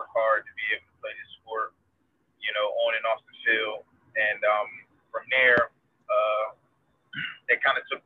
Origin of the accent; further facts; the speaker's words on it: Camden, New Jersey, United States; also born or lived in Pennsauken, New Jersey; I'm originally from New Jersey, born and raised, and Camden, New Jersey